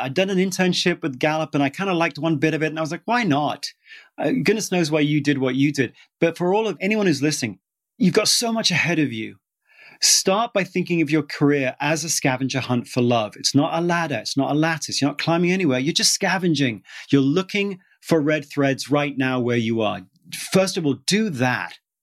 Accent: United Kingdom; moved away; I'm British

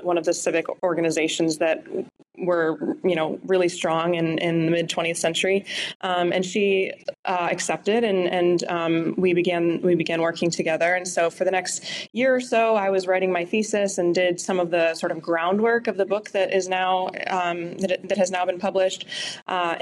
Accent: Pittsburgh, Pennsylvania, United States; I come from Pittsburgh, where, you know, there's been a lot of union presence

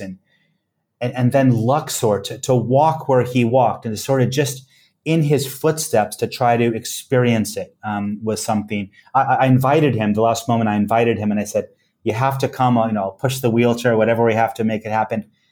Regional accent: West Coast, United States; moved away; I come from the West Coast

